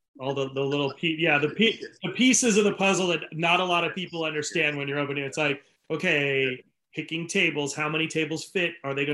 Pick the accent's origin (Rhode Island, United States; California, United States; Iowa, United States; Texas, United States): Rhode Island, United States; That's my home state.